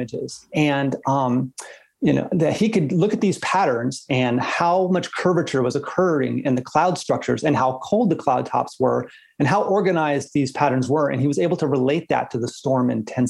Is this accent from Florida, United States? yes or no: yes; South Florida, United States; moved away; also born or lived in Oregon; growing up in South Florida, of course, we have thunderstorms every day